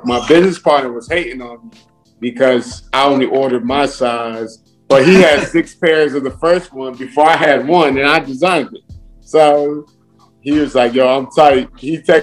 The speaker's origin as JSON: {"language": "English", "region": "New Jersey", "country": "United States", "said": "I'm from Jersey"}